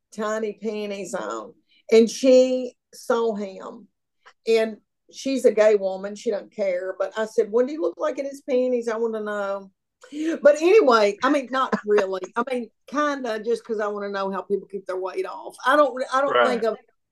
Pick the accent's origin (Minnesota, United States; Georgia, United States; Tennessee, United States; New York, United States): Tennessee, United States; outside of Nashville; I was raised outside of Nashville